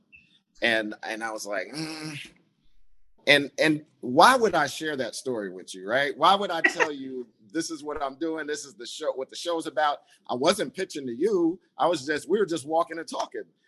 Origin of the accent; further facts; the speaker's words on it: Rockland, New York, United States; I'm from Rockland